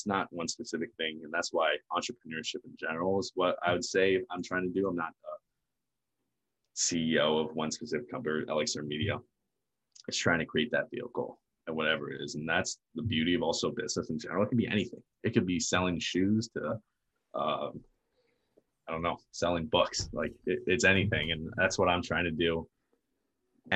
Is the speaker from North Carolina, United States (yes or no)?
no; near Baltimore, Maryland, United States; I was born in the States. I was born in Maryland, a little closer to Baltimore